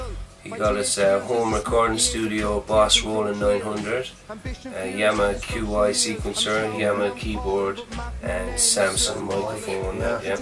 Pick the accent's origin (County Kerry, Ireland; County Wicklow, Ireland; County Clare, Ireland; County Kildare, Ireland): County Kerry, Ireland; Dingle; I'm from Dingle County, Kerry